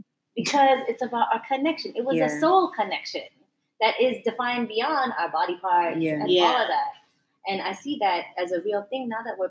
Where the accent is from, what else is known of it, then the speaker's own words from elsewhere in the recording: Philippines; So I'm Filipino. It's a different bracket of height.